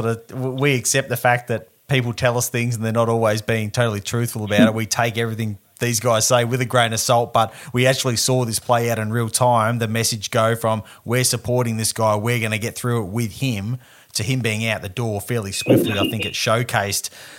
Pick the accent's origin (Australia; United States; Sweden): Australia; I don't just say that as an Aussie